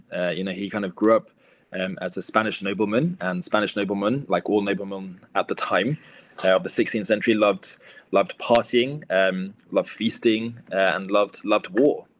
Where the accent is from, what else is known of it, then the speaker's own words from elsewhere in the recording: Luton, East of England, United Kingdom; not only is it my hometown, uh, but it's the parish uh, that's maybe two parishes away from where I grew up